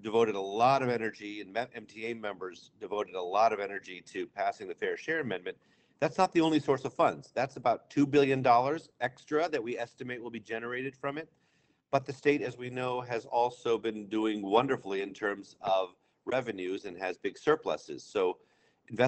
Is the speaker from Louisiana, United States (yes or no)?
no; Amherst, Massachusetts, United States; I grew up in Amherst, went to the public schools there